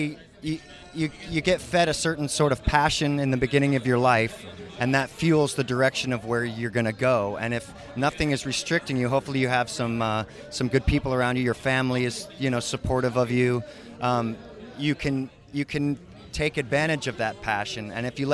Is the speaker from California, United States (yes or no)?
yes; Santa Cruz, California, United States; I grew up near Santa Cruz